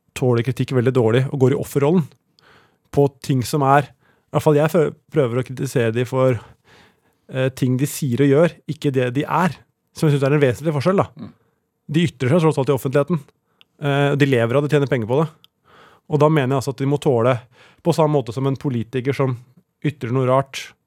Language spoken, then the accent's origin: Norwegian; Tranby, Buskerud, Norway; Jeg vokste opp på Tranby, eh, som er mellom Oslo og Drammen.